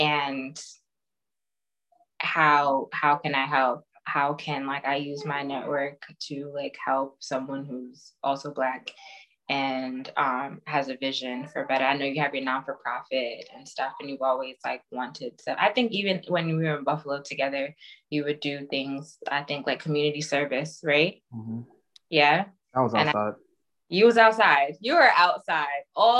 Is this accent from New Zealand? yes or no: no; Nigeria; I know I'm Nigerian, I like mango so much